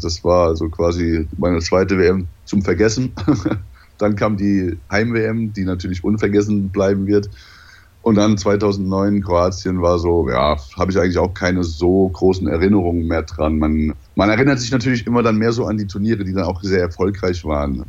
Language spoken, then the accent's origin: German; Mainz, Rhineland-Palatinate, Germany; also born or lived in Daun; now in Hamburg, Germany; Also bin ich dann quasi in der Mainzer Gegend groß geworden, bis ich dann irgendwann nach Hamburg gegangen bin